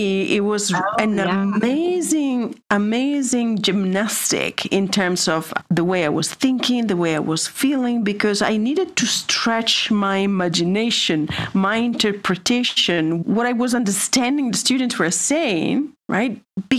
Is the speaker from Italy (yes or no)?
yes; Italy; moved away; also born or lived in China; I am from Italy